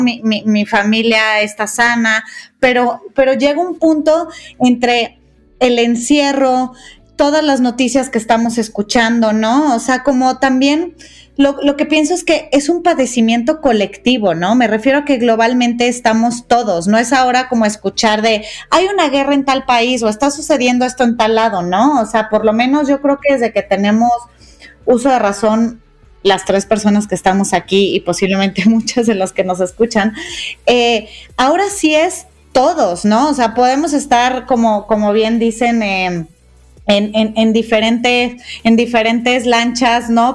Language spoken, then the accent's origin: Spanish; Guadalajara, Jalisco, Mexico; now in Mexico City, Mexico; Las dos somos tapatías y desde hace algunos años ya adoptamos la Ciudad de México como nuestro hogar